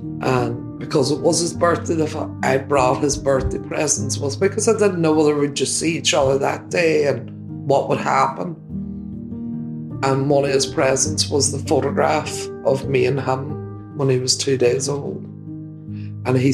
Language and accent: English; Derry, Northern Ireland, United Kingdom; now in England; Derry, my hometown